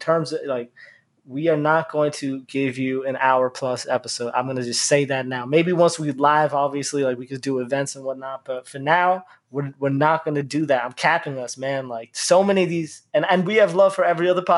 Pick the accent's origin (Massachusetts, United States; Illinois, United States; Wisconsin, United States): Massachusetts, United States; Boston; the Muslim community that I grew up with in the Boston area